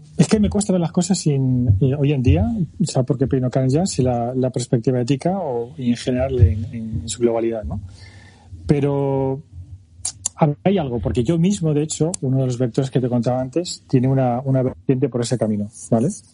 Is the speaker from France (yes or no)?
yes; France; moved away; Yo nací en Francia y tengo nacionalidad